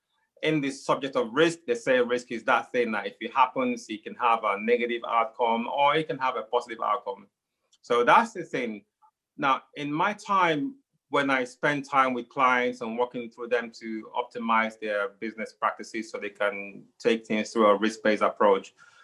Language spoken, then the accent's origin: English; Nigeria; now in United Kingdom; I'm here in the United Kingdom. I was born here. I grew up in Nigeria because, you know, as a young child, my parents took us back home